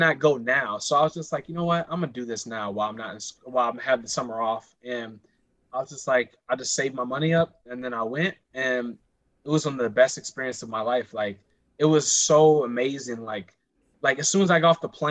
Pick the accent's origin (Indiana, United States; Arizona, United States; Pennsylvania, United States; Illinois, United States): Illinois, United States; Chicago; also born or lived in Rockford, Illinois; growing up in Chicago and Rockford